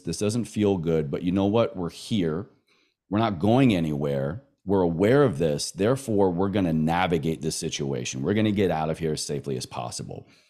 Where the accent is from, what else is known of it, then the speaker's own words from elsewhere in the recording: the South, Southern United States, United States; accent: Southern; my Southern accent